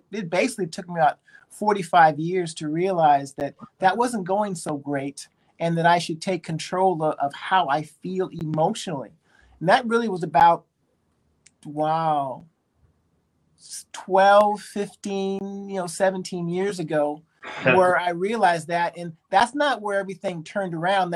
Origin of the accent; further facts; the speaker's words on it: Berkeley, California, United States; also born or lived in Japan; I was born in Berkeley, California, so I'm a Bay Area kid